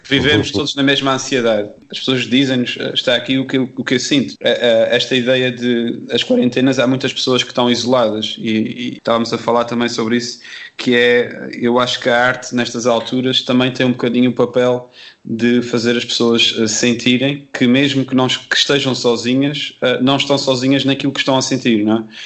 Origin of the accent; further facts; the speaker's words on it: Terceira Island, Azores, Portugal; accent: Terceira; sou da Ilha Terceira que é uma ilha que, apesar de não ter o sotaque que é habitualmente chamado da açoriano, que normalmente as pessoas ligam isto a, a, a, ao sotaque Michelense também é uma ilha que também tem um sotaque forte.